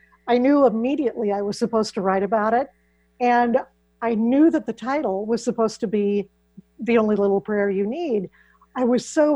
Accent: Iowa, United States; I grew up in Iowa, which is where I still live

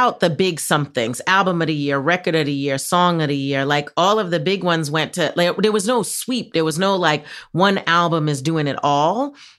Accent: New York, United States; I'm from New York, born and bred

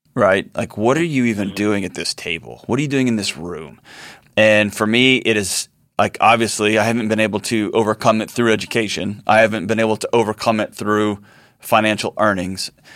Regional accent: Houston, Texas, United States; my hometown of Houston

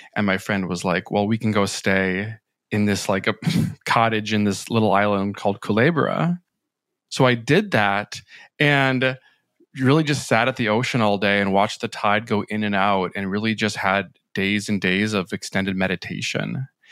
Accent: Minnesota, United States; moved away as an adult; also born or lived in New York City; after I moved from Minnesota to New York City.

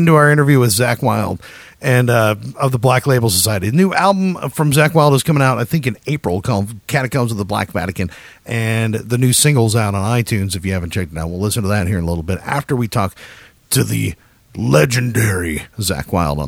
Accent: Dallas, Texas, United States; That actually listened to the podcast and we're from Dallas, Texas. So there was a Texas contingency as well.

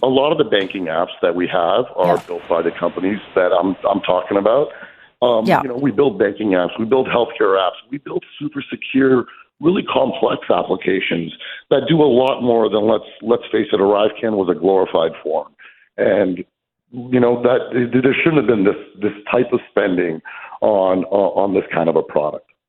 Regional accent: Canada; As a Canadian

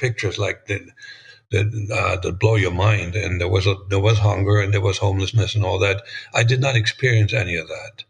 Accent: Germany; English is a second language; moved away as an adult; now in United States; born in 1949, that was 4 years after the end of World War II. And grew up in East Germany.

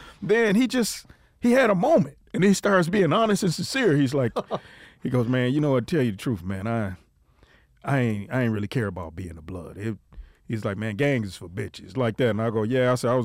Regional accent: Detroit, Michigan, United States; I'm from Detroit

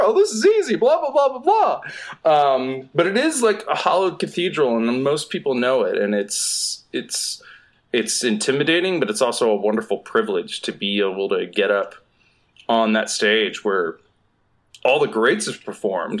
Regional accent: Southeast, United States; moved away as an adult; now in Los Angeles, United States; I'm from the Southeast

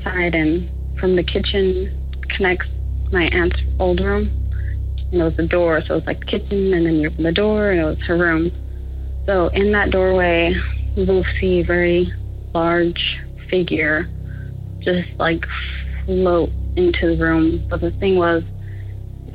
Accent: Azusa, California, United States; I'm from Los Angeles, California, San Gabriel Valley, Azusa to be specific

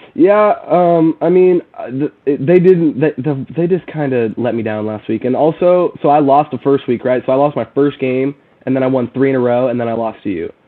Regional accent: Sherwood, Oregon, United States; I'm from Oregon. Uh, I'm from kind of the same area as you were from, uh, Portland area. Um, I went to Sherwood High School

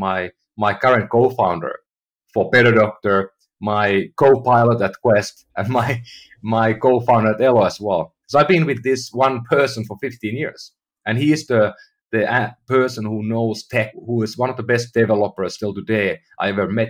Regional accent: Finland; now in United States; And I'm from Finland, you know, I lived in Europe most of my life.

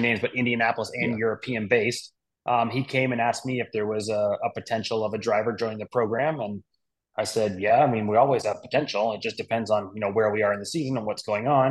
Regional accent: Toronto, Ontario, Canada; Toronto's my, you know, my hometown. I was born and raised just north of there

